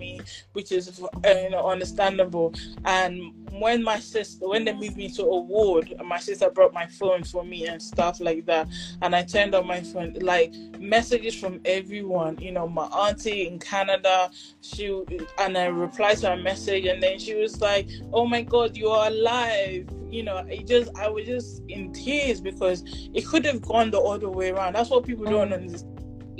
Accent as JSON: {"language": "English", "area": "Igbo", "region": "Igboland", "country": "Nigeria", "said": "I'm Nigerian, I'm Igbo"}